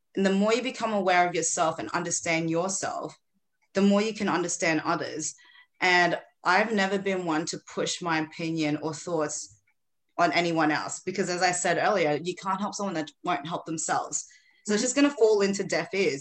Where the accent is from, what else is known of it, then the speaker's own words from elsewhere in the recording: Philippines; now in Australia; I was born in the Philippines originally. I'm in Australia now